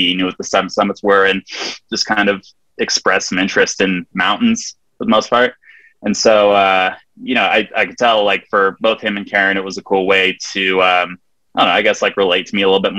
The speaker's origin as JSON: {"language": "English", "town": "Big Bear Lake", "region": "California", "country": "United States", "tie": "born or raised there", "said": "I grew up in Southern California in a small mountain town called Big Bear Lake"}